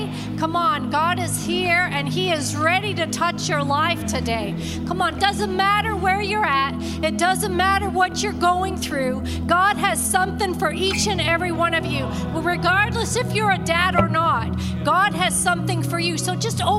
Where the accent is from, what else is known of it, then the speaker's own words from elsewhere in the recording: Canada; moved away as an adult; now in Texas, United States; We're from Texas, where we're living in Texas, originally from Canada